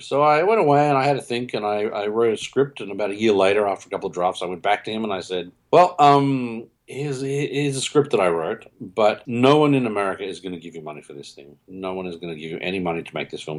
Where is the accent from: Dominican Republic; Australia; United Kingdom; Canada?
Australia; Melbourne, Victoria; I'm from Melbourne, Australia